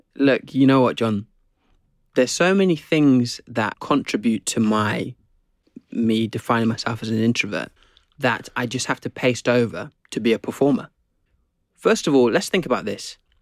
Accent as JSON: {"language": "English", "country": "Zimbabwe", "tie": "born or raised there", "also_born_or_lived": "England", "moved": "yes", "lives_now": "United Kingdom", "said": "I grew up in Zim"}